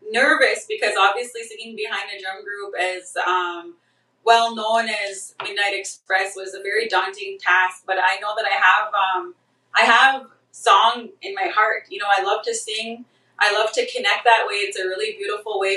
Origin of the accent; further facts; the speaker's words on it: southern Saskatchewan, Canada; I'm originally from um, Cree territory in Canada. I'm from uh, I'm from Papixi, so it's southern Saskatchewan Treaty Four area